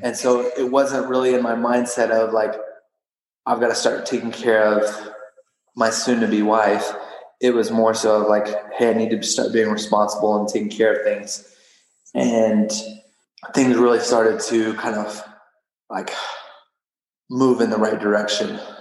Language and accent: English; Odessa, Texas, United States; I was born and raised in Odessa, Texas